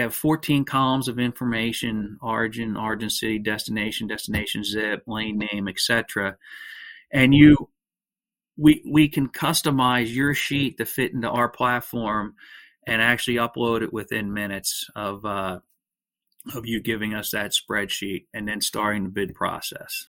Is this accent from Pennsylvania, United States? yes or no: yes; outside of Philadelphia, Pennsylvania, United States; I grew up uh, outside of Philadelphia, Pennsylvania